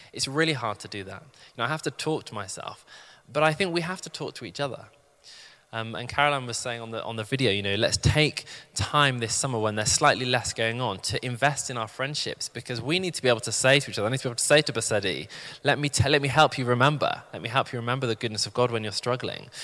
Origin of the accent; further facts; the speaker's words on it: the Midlands, England, United Kingdom; moved away as an adult; now in London, United Kingdom; I'd actually found moving to London quite tricky. I'm from the Midlands